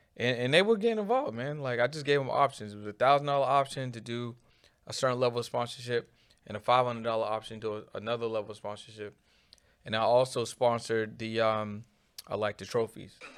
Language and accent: English; Boston, Massachusetts, United States; I'm from an area called Mattapan